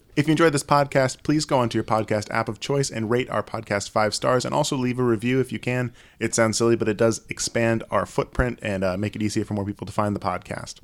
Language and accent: English; New York, United States; I'm the New Yorker here